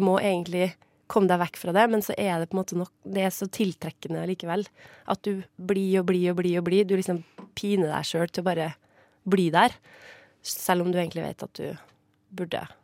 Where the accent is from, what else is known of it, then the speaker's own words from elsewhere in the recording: Trondheim, Trøndelag, Norway; moved away; Trondheim, da, der jeg kommer fra, sånn opprinnelig.